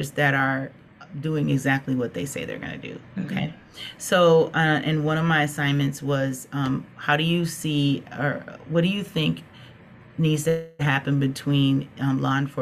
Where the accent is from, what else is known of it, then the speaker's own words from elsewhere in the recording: Minnesota, United States; also born or lived in Texas; I have lived in Texas, and I have lived, but I'm from Minnesota